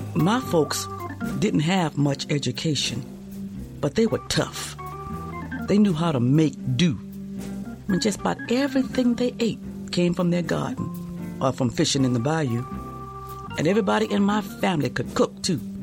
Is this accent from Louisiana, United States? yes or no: yes; New Orleans, Louisiana, United States; also born or lived in Alexandria, Louisiana; now in Oakland, United States; I was born in New Orleans, Louisiana, 57 years ago